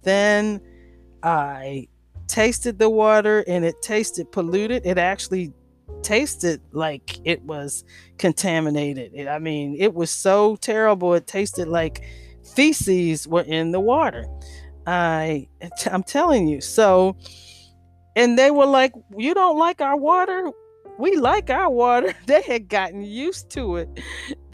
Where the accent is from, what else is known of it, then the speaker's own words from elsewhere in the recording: Washington, District of Columbia, United States; I grew up in Washington, D.C.